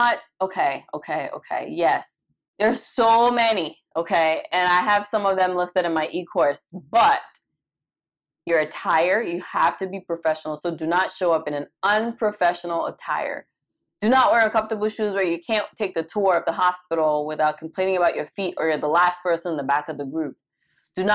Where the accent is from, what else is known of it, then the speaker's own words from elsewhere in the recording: Cameroon; moved away as an adult; also born or lived in Caribbean; now in United States; I was born and raised in Cameroon. I lived there for a majority of my life.